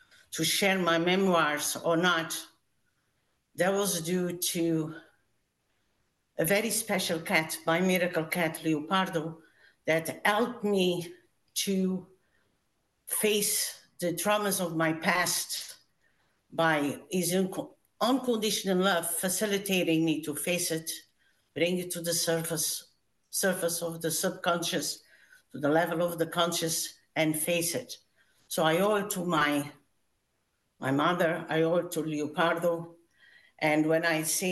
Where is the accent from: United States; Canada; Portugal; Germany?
Portugal; moved away as an adult; I immigrated from Portugal when I was 19, so a long time ago.